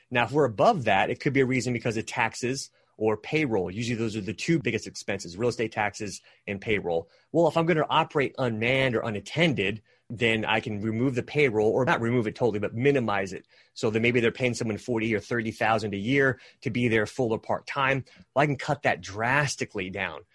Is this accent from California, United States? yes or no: yes; California, United States; moved away; I'm actually originally from California